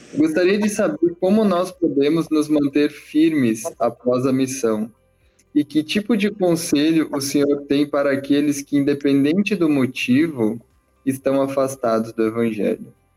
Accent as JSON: {"language": "Portuguese", "town": "Porto Alegre", "region": "Rio Grande do Sul", "country": "Brazil", "said": "eu sou de Porto Alegre"}